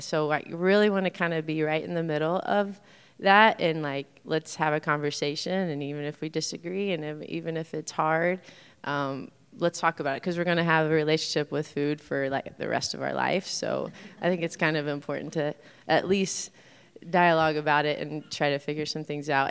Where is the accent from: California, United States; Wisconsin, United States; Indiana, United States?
Indiana, United States; also born or lived in Los Angeles; now in Bloomington, United States; born and raised in Indiana, so both my husband and I are from Indiana